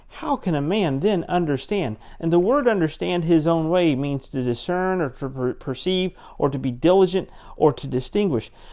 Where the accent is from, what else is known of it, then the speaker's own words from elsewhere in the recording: Central Florida, United States; also born or lived in Pensacola, Florida; I grew up in Central Florida